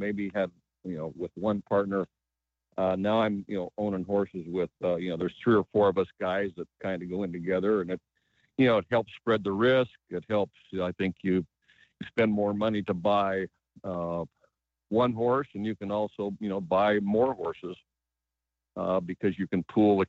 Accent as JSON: {"language": "English", "region": "Pacific Northwest", "country": "United States", "said": "I'm from the Pacific Northwest and raced horses at Longacres for many years."}